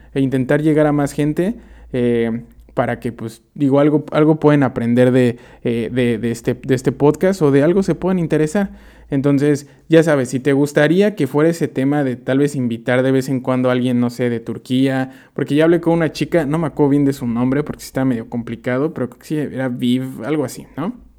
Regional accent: Mexico; moved away as an adult; now in Amsterdam, Netherlands; nosotros como mexicanos

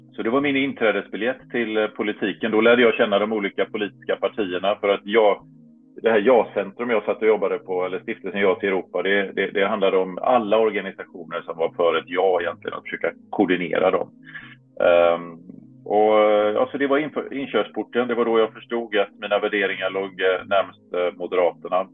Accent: Varberg, Halland County, Sweden; moved away as an adult; now in Brussels, Belgium; hemma i Varberg när jag återvände till Varberg efter några, några år på andra ställen i världen

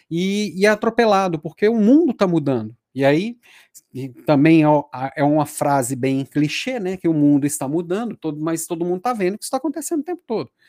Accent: Belo Horizonte, Minas Gerais, Brazil; moved away as an adult; also born or lived in Juiz de Fora / Rio de Janeiro / São Paulo / Florianópolis; há 15 anos eu recebi um convite para ir para a Natura e Daí eu saí de Belo Horizonte. Então, fiquei 10 anos fora aqui da terrinha, fui rodei, passei por Juiz de Fora, passei pelo Rio de Janeiro, passei por São Paulo

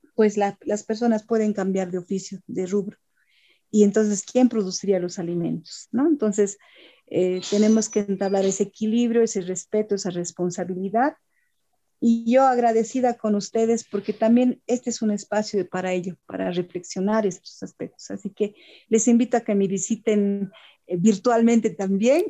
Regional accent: Bolivia

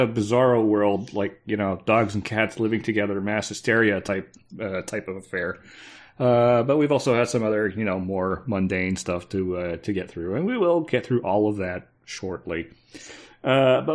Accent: Canada; I'm Canadian.

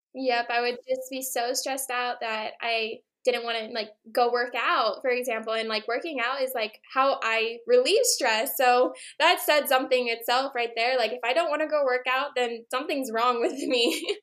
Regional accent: Hawaii, United States; growing up in Hawaii, I was surrounded by marine biology and the ocean.

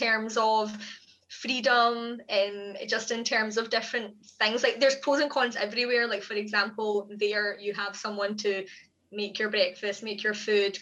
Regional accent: Glasgow, Scotland, United Kingdom; also born or lived in Oman; We were born and brought up in Glasgow, but my mum and dad lived in Oman for 14 years, so we were kind of constantly back and forth, like half the year in Glasgow, half the year in Oman for a good few years

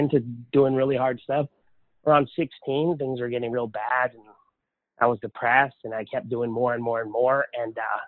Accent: Lahaina, Hawaii, United States; also born or lived in Honolulu, Hawaii; now in Texas, United States; I was born in Honolulu, but I was raised on Maui in a little town called Lahaina

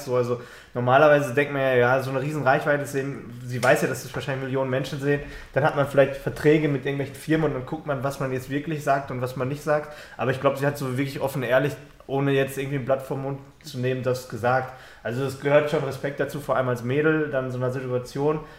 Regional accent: Germany; als Deutscher

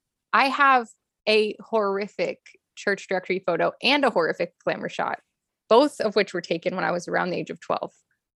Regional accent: Los Angeles, California, United States; also born or lived in Pasadena / Miami; Well, I'm a California native. Yeah. Mm. So I'm new here, but I'm not new here. I was born in Pasadena. I was born an hour from where I live now, basically. And I grew up bi-coastal mostly between Miami and LA, back and forth.

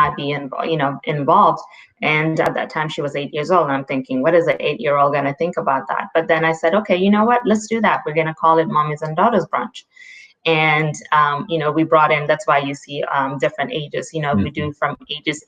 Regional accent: Gambia; moved away; also born or lived in Raleigh, North Carolina, United States; I grew up in the Gambia, West Africa. My father is Gambian

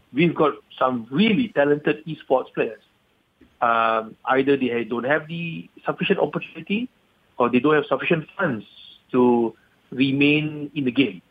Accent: Malaysia; being a Malaysian patriot

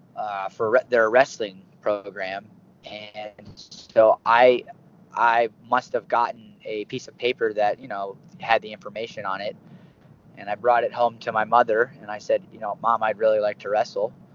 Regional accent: Bridgeville, Pennsylvania, United States; moved away; also born or lived in State College, Pennsylvania; I was born and raised in Pittsburgh, Pennsylvania, a little town southwest called Bridgeville

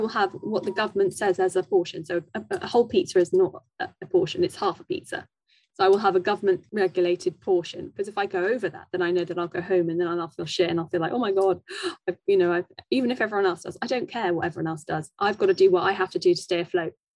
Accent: Wimbledon, London, United Kingdom; I grew up in Wimbledon

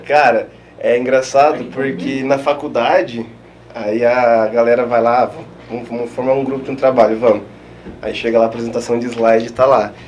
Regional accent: Eldorado, Mato Grosso do Sul, Brazil; moved away as an adult; also born or lived in Itaquiraí, Mato Grosso do Sul; now in Marechal Cândido Rondon, Brazil; nasci em Itaquiraí, sou natural de Itaquiraí, e morei a minha vida toda em Eldorado, até antes de vir pra cá

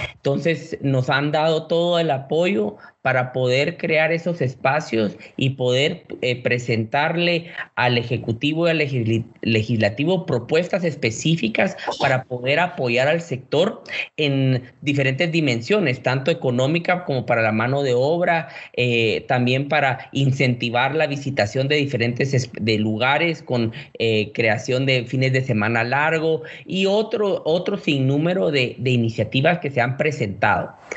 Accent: Guatemala; como buenos guatemaltecos que somos

